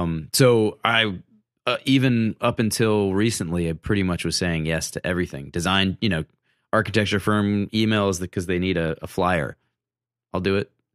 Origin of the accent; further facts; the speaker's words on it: Massachusetts, United States; moved away as an adult; now in Brooklyn, United States; I grew up in Massachusetts, but my dad was from Brooklyn